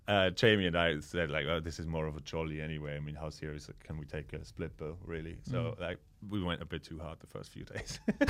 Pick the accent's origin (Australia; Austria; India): Austria; moved away; I'm from Austria.